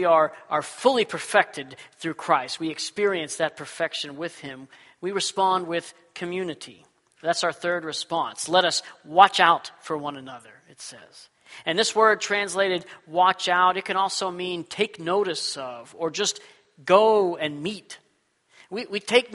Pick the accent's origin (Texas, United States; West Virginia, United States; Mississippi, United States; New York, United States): Texas, United States; now in Washington, United States; When I was a kid, I grew up in Texas